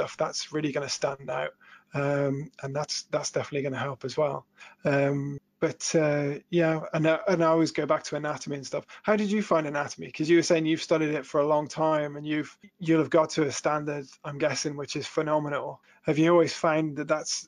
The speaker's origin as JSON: {"language": "English", "area": "Shropshire Hills", "region": "West Midlands", "country": "United Kingdom", "tie": "born or raised there", "said": "I grew up in the Shropshire Hills"}